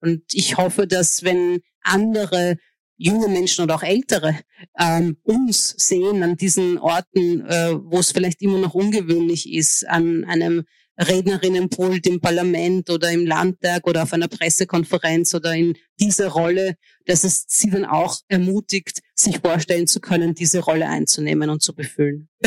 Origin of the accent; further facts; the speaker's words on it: Hungary; born there; also meine, meine Mutter ist Ungarin, mein Vater ist Ägypter und ich bin in Ungarn geboren. Und ich war, bis ich 17 war, war ich ungarische Staatsbürgerin.